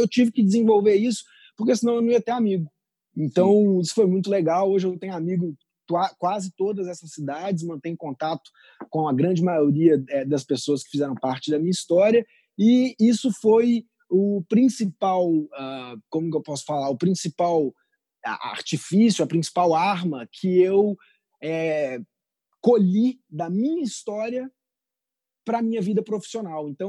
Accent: Amazon, Brazil; also born or lived in Belo Horizonte; eu nasci em Belo Horizonte. É, com nove meses eu me mudei para a Amazônia. É, fiquei minha, minha infância toda morando num condomínio da Vale do Rio Doce, no meio da Amazônia, meus primeiros oito anos de vida.

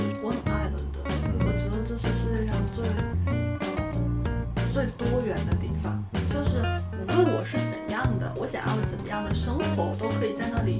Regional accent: Yantai, Shandong, China; now in Beijing, China; 我是烟台人。

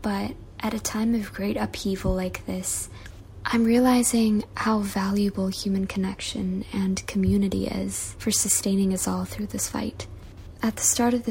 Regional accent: Malaysia; also born or lived in Singapore / Nepal / New York; I was born and raised in Malaysia, and that's where I am right now

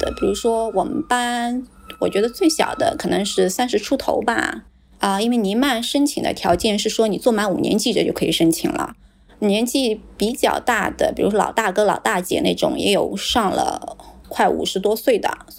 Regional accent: China; 像我来自于中国，

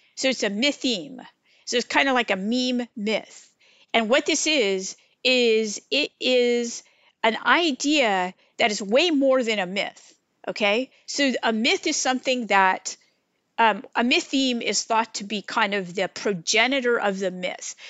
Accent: California, United States; moved away as an adult; now in Wilmington, North Carolina, United States; I grew up in the California environment of eclectic spirituality

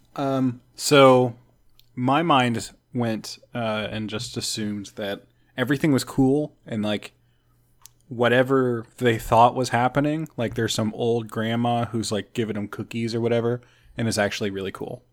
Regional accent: Jefferson City, Missouri, United States; in Jefferson City, my hometown, we have an abandoned uh, women's penitentiary museum

